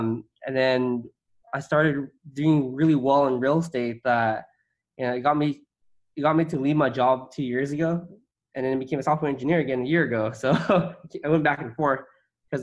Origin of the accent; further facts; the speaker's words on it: San Gabriel, California, United States; also born or lived in Irvine; I grew up in San Gabriel in LA, a suburb